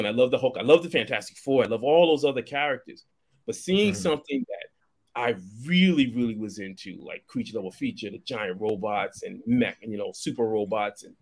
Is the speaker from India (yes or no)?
no; Boston, Massachusetts, United States; I grew up in Boston